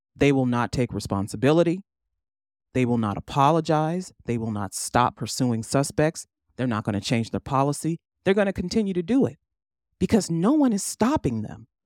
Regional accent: East Cleveland, Ohio, United States; I was born in Cleveland, but raised in East Cleveland

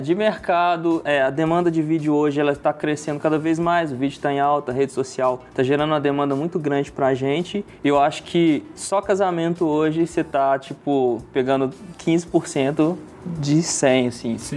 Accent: Betim, Minas Gerais, Brazil; Eu sou de Brité

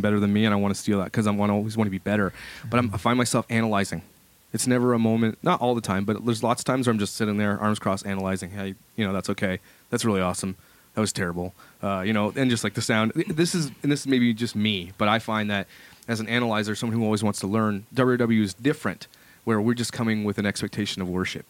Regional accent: Ottawa, Ontario, Canada; moved away; I come from Ottawa, and Ottawa is a pretty big city for churches as well

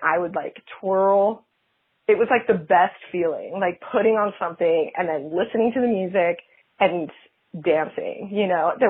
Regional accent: Salt Lake City, Utah, United States; moved away as an adult; also born or lived in Los Angeles; I'm from Utah. I'm from Salt Lake City

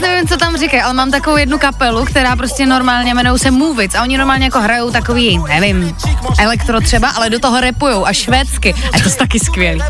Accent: Ostrava, Moravian-Silesian Region, Czechia; Já jsem z Ostravy

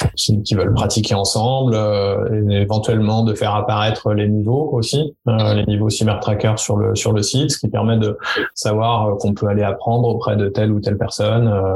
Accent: France; chez nous en France

